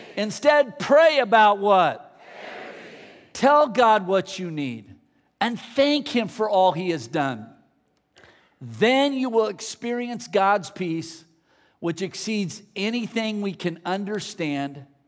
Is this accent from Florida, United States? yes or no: no; the Bay Area, California, United States; I grew up in the Bay Area